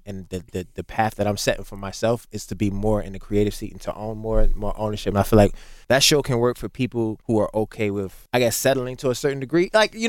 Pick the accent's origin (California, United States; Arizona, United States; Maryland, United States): Maryland, United States; Baltimore; I'm from Baltimore